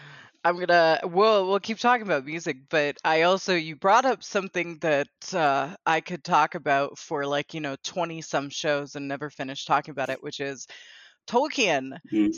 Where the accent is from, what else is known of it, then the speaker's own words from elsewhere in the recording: United States; those of us who are American and, you know, we're born and raised in the United States